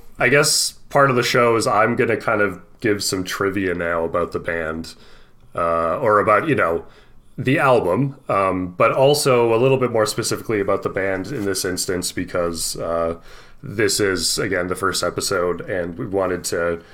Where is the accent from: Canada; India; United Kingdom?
Canada; we are Canadian men